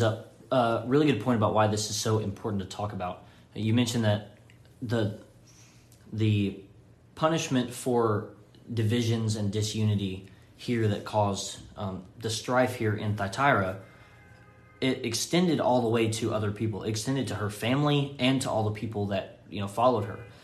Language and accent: English; Florence, Alabama, United States; moved away as an adult; now in Henderson, Tennessee, United States; I'm from Florence, Alabama, is where my family lives